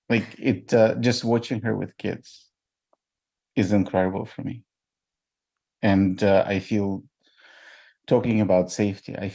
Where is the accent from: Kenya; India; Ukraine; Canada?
Ukraine; moved away; I'm from Ukraine originally.